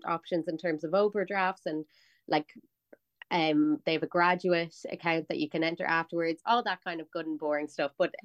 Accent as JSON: {"language": "English", "town": "Dublin", "region": "Leinster", "country": "Ireland", "said": "I'm like from North Dublin. I like lived at home. I went to DCU"}